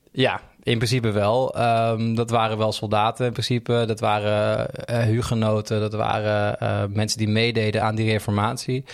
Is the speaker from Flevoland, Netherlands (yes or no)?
yes; Almere, Flevoland, Netherlands; in Almere buiten, vlakbij waar ik opgroeide